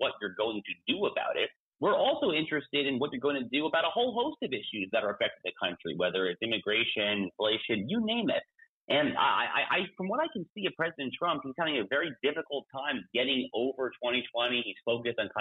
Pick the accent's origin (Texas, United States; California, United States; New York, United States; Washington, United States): New York, United States; also born or lived in Colorado; now in Florida, United States; my home state, I think, if I remember correctly, your home state as well, New York State